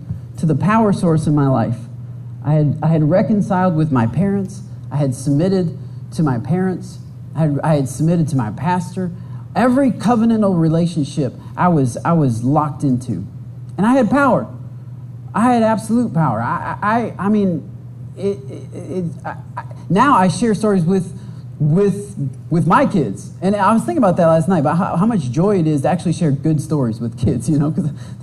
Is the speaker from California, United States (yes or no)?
no; Michigan, United States; I'm from Michigan